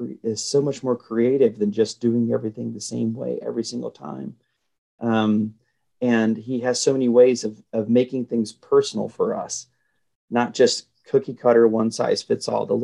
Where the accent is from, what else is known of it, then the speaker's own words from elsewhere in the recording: the South, United States; as a Southerner, to me, just the word porch right there, there's five porches.